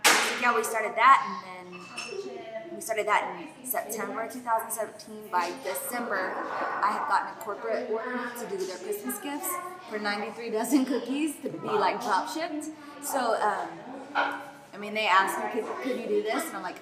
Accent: Aubrey, Texas, United States; so I grew up in Aubrey, moved away, and I came back

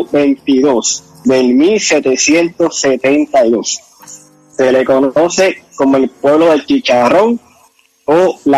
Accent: Bayamón, Puerto Rico; mi pueblo, Bayamón.

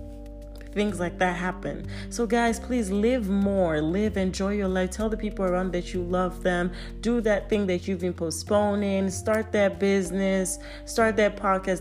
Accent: Nigeria; I'm Nigerian

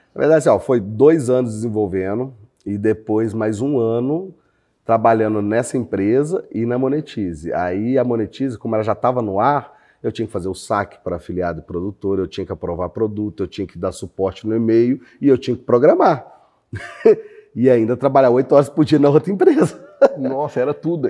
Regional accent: Belo Horizonte, Minas Gerais, Brazil; eu morei em vários bairros de Belo Horizonte.

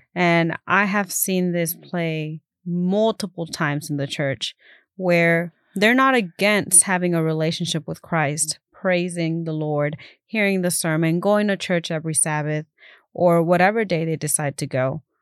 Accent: Keene, Texas, United States; also born or lived in Fort Worth, Texas; I was born here in Fort Worth, and I grew up in Keene.

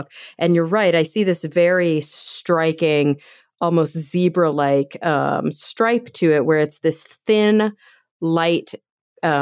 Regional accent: Texas, United States; I grew up in Texas

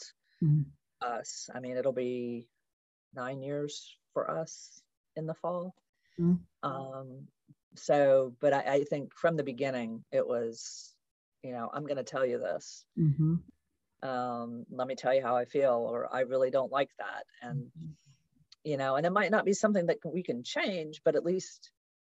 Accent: United States; I'm an American

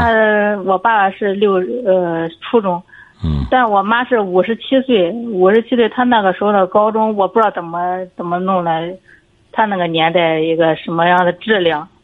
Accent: Jinan, Shandong, China; 我是济南的

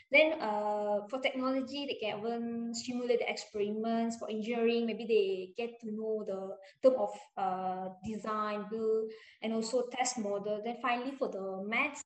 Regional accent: Selangor, Malaysia; I'm from Selangor

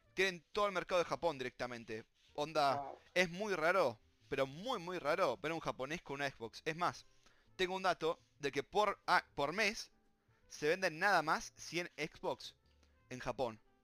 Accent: Argentina; somos Argentina

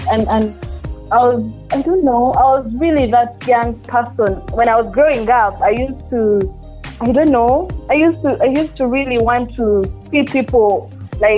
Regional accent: Kampala, Central Region, Uganda; born or raised there; also born or lived in Rukungiri

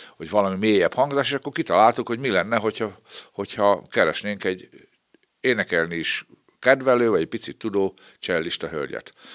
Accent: Babót, Győr-Moson-Sopron, Hungary; also born or lived in Petőháza; én ebben a kis falucskában, egy Győrsopra megyék kis falucskában, ott a Rába közben, gyerekeskedtem, négy éves koromban kerültem oda

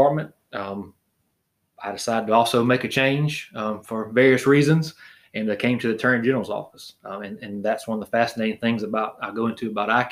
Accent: Barnwell County, South Carolina, United States; born and raised in Barnwell County.

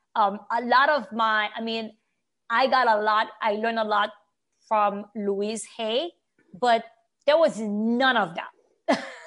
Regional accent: Haiti; English is a second language; now in United States; I grew up in Haiti.

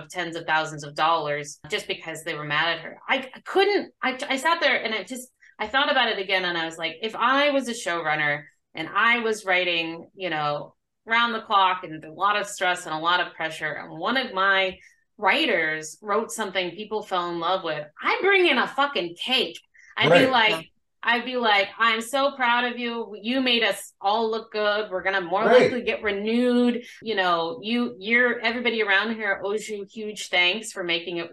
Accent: Arizona, United States; I'm from Arizona. I grew up in Arizona

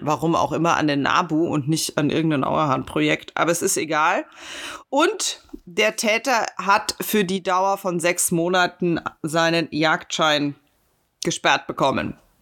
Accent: Munich, Bavaria, Germany; Ich bin Münchner

